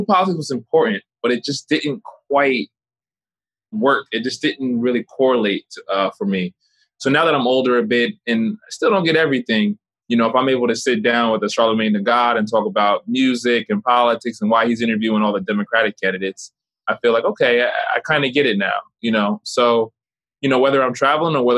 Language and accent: English; Oakland, New Jersey, United States; moved away; also born or lived in Newark, New Jersey; I grew up in Oakland, New Jersey